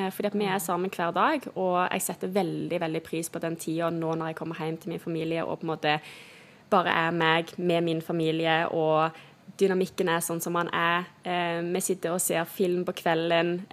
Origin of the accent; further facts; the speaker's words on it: Rogaland, Norway; Um, så de fleste klarer å høre at jeg liksom er fra Stavanger, men det er ikke så mange som hører at jeg er fra Jæren, fordi at jeg ikke har den der jærske greia med meg